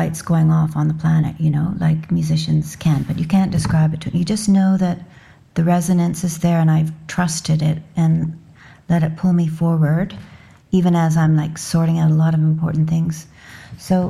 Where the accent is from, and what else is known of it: Canada